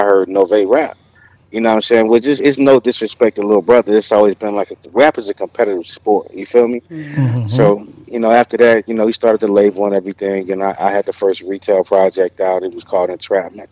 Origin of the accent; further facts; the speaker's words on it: Winston-Salem, North Carolina, United States; I'm from Winston-Salem